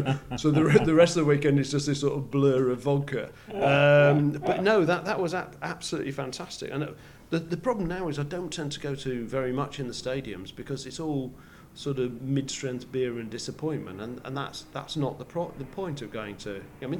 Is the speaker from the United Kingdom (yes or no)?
yes; England, United Kingdom; As an Englishman, apparently I could be seen.